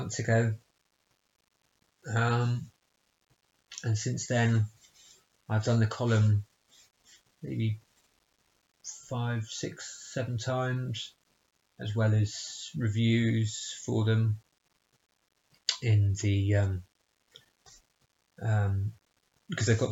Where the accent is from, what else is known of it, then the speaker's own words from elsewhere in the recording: Bristol, South West England, United Kingdom; in my hometown of Bristol